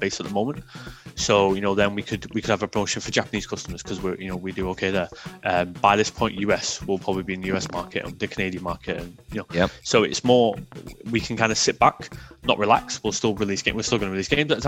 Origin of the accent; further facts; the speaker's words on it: England, United Kingdom; I'm English through and through